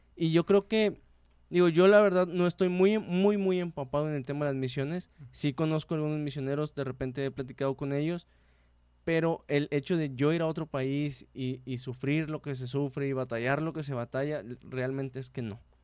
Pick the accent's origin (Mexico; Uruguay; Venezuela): Mexico; somos mexicanos